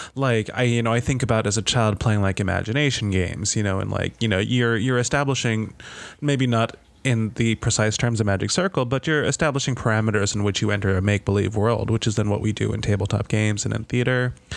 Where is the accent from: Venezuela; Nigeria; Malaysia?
Malaysia; moved away; I grew up in Malaysia